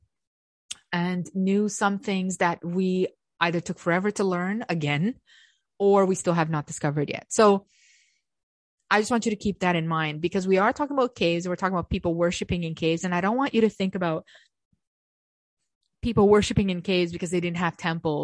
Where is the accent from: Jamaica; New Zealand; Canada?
Canada; I know I'm Canadian.